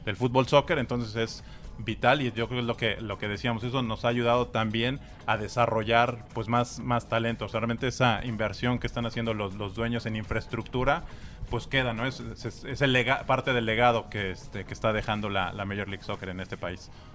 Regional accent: Mexico; soy mexicano

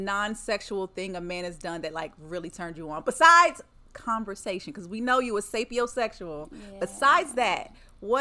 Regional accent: Lexington, United States; my hometown, Lexington

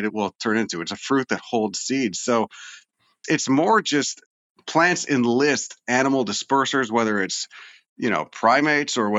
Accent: Chicago, Illinois, United States; where I grew up in Chicago, it was all suburban

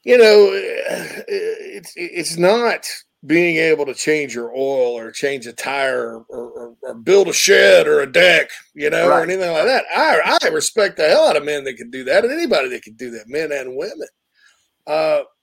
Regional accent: Spartanburg, South Carolina, United States; The Berg, my hometown

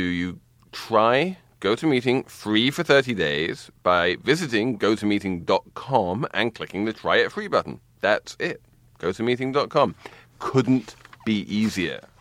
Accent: England, United Kingdom; moved away; When I was growing up in England

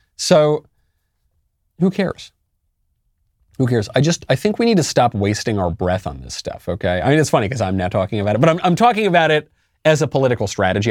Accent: New York City, New York, United States; as a New Yorker.

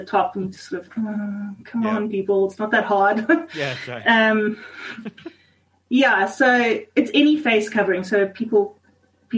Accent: Zimbabwe; now in South Africa; I grew up in Zimbabwe. My mom and dad still live there

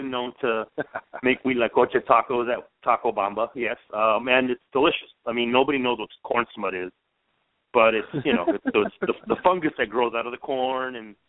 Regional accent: El Paso, Texas, United States; I'm from Texas also and from a Mexican background. So, I grew up from El Paso.

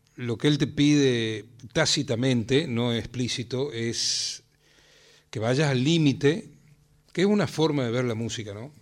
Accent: Tucumán, Argentina; now in Salta, Argentina; yo soy tucumano, pero vivo en Salta.

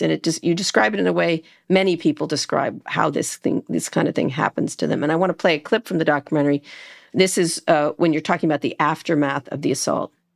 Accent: Princeton, New Jersey, United States; I grew up in Princeton

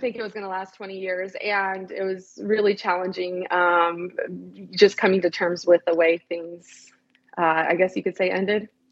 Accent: San Bernardino, California, United States; I'm originally from Southern California. Okay. San Bernardino is the town that I'm from

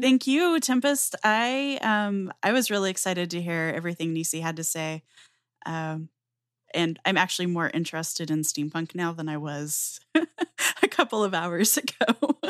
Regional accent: Southwest US, United States; I grew up in the Southwest U S. I still live in the Southwestern U S

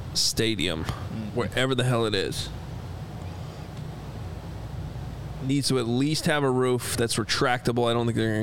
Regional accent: Naperville, Illinois, United States; As someone who was born and raised in Naperville

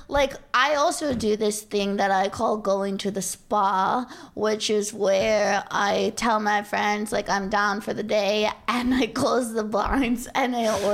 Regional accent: Orange County, Southern California, United States; I grew up in Orange County

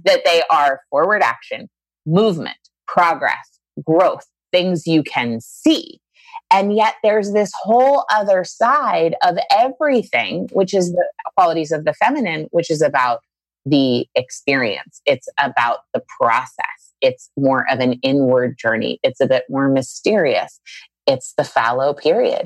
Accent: Maine, United States; a girl from Maine, you know, I live in a small town in Maine.

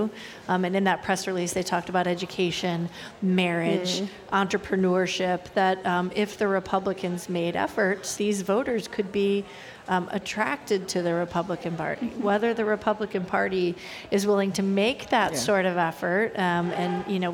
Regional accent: Chicago, Illinois, United States; I grew up in the Chicago area

